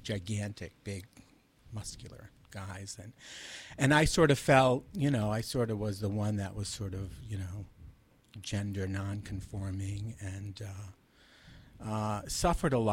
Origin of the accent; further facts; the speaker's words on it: Providence, Rhode Island, United States; also born or lived in Massachusetts; Well, I grew up in Providence, Rhode Island. I actually was born in Massachusetts, and we moved to Providence when I was five